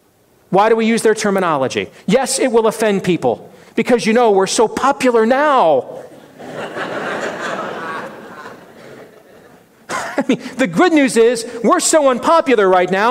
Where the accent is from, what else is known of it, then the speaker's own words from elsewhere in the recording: Iowa, United States; Iowa, my home state